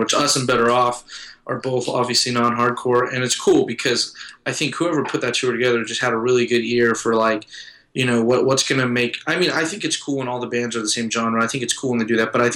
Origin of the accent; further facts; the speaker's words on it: Porterville, California, United States; moved away as an adult; also born or lived in San Diego, California; I was born and raised in Porterville